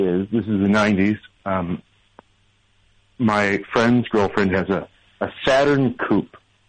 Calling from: Brooklyn, New York, United States; From Brooklyn, from Sunset Park, Brooklyn.

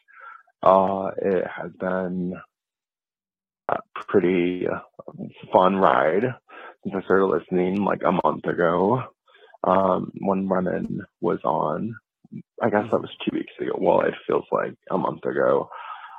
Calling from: Chicago, Illinois, United States; I'm calling you from Chicago

